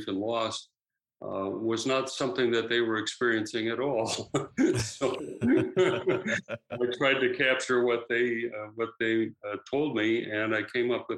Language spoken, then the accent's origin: English; Wheaton, Illinois, United States; moved away as an adult; also born or lived in Ohio; now in Vancouver, Canada; I grew up in Wheaton, Illinois, about 25 miles straight west of Chicago